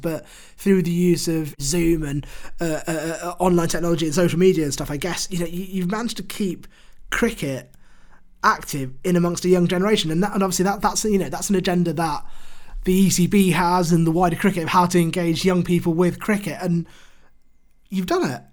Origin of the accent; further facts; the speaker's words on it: United Kingdom; as a British Bangladeshi who has grown up in the UK